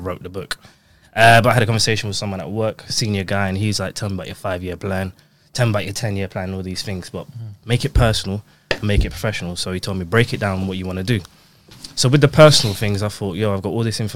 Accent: London, United Kingdom; I'm a Londoner

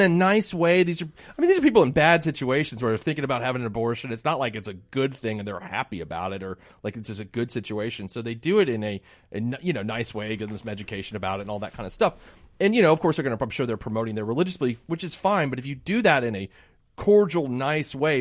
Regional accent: Miami, Florida, United States; growing up in Miami and watching the Chicago Cubs

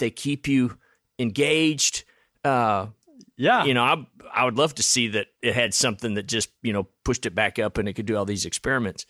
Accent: Houston, Texas, United States; I grew up in Houston, and so we'd go down to NASA.

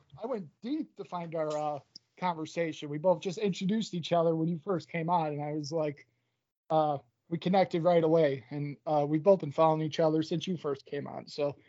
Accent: Achill, Connacht, Ireland; born there; Little background, I was born in Achill, Mayo, Republic of Ireland, and … is Americanized.

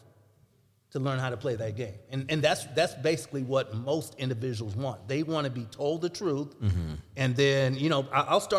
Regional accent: St. Louis, Missouri, United States; also born or lived in Jefferson City; the friends I grew up with in St. Louis

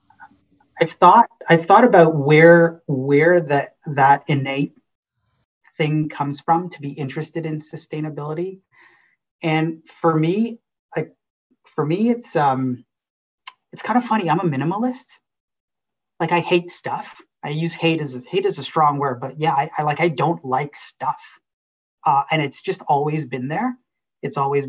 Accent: Mississauga, Ontario, Canada; also born or lived in Guyana / Trinidad and Tobago; now in Waterloo, Canada; I grew up in Mississauga and came to the University of Waterloo for school and then just sort of never left

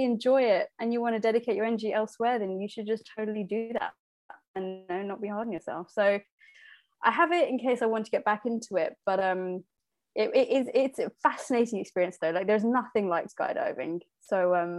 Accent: Slough, South East England, United Kingdom; I was born in Slough, raised in Slough.

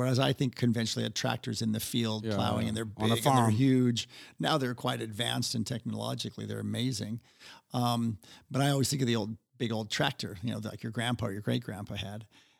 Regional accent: Seattle, Washington, United States; You know, as we'll talk about, you know, I grew up in Seattle, and it just sounded like a great band name from the 90s.

